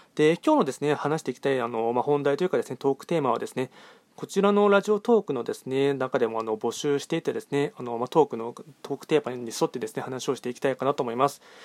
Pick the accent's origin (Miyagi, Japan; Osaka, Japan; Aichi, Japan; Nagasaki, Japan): Aichi, Japan; Nagoya; 僕は名古屋出身なので